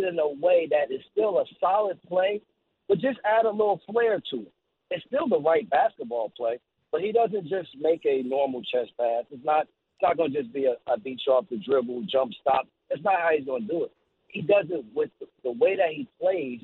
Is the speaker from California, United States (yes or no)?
no; East Orange, New Jersey, United States; growing up in East Orange and then going to Seton Hall Prep